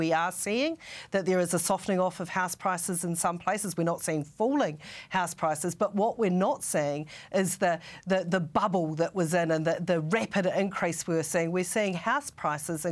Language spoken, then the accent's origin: English; Christchurch, Canterbury, New Zealand; Christchurch, my hometown